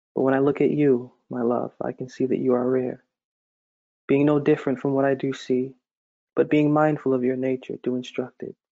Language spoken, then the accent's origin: English; Massachusetts, United States; I've always lived there my entire life